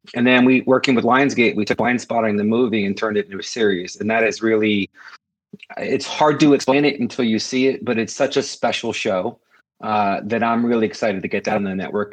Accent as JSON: {"language": "English", "area": "Cape Cod", "region": "Massachusetts", "country": "United States", "said": "I'm from the Cape"}